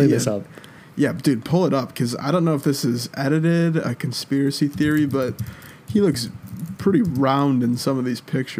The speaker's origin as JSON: {"language": "English", "area": "Cleveland area", "region": "Ohio", "country": "United States", "said": "I live like 20 minutes away from Cleveland, but I'm not going to say I'm from."}